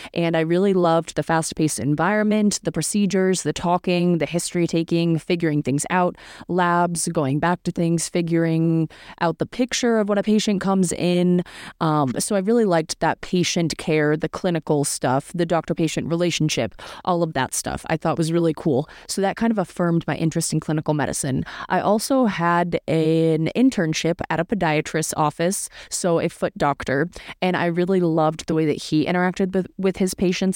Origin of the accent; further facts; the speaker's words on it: Northeast US, United States; moved away as an adult; also born or lived in Syracuse, New York; I'm from the Northeast U S, which is cold in the winter, and I grew up there for eighteen years